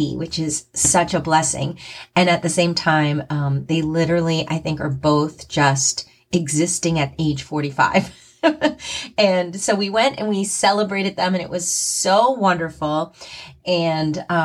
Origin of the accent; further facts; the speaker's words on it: New Jersey, United States; moved away as an adult; also born or lived in New York City; now in US South; I grew up in the country in New Jersey, a tiny little town called Surgeonsville